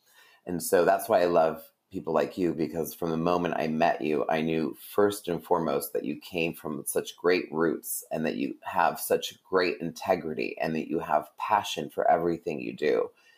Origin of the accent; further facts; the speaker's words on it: Vancouver, British Columbia, Canada; And I grew up in Vancouver.